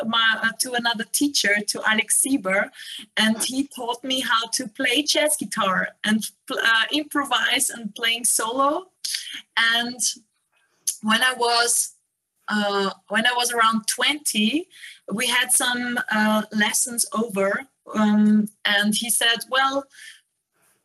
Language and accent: English; Burgenland, Austria; now in Linz, Austria; I am actually based in Linz, but I was born in Burgenland. Close to the Hungarian border